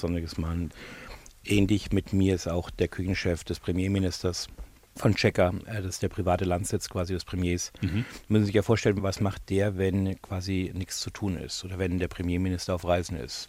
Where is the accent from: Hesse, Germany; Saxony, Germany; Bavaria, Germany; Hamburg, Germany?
Bavaria, Germany; now in United Kingdom; dass ich ja immer noch meinen bayerischen deutschen Pass habe